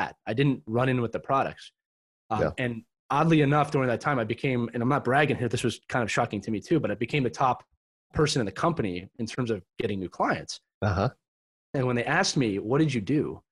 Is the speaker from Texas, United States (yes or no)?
no; Philadelphia, Pennsylvania, United States; I was born and raised in Philadelphia, Pennsylvania in the early 80s